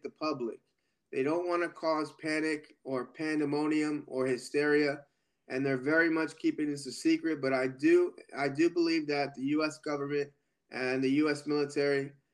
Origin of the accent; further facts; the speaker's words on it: United States; being an American citizen